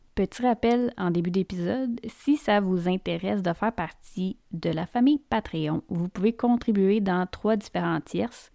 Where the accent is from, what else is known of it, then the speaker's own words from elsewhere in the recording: Quebec, Canada; chez nous, au Québec.